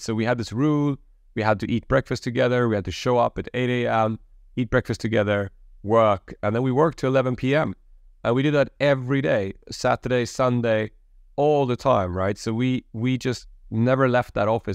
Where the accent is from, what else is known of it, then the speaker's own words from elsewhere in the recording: Sweden; I'm an immigrant kid, Polish background, born and raised in Sweden.